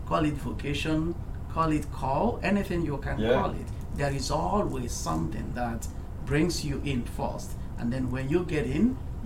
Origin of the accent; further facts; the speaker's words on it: Nigeria; moved away; my home country, Nigeria.